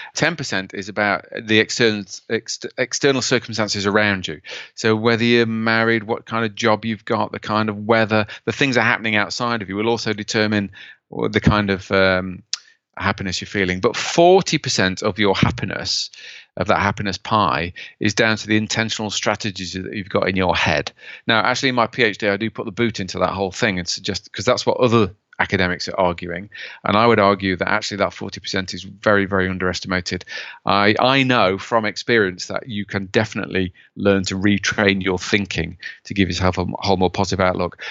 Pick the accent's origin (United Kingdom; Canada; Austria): United Kingdom; as a Brit